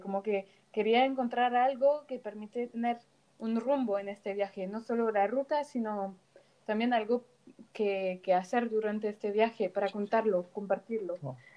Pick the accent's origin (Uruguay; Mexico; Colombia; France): France; Paris, Île-de-France; soy de París